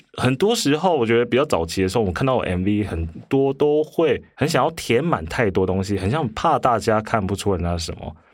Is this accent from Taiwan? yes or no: yes; Hualien, Hualien County, Taiwan; moved away; also born or lived in Taipei; 我以前在花莲，我是花莲人，然后嗯。花莲以前乡下嘛，那虽然是已经是九零年代，九六，九七年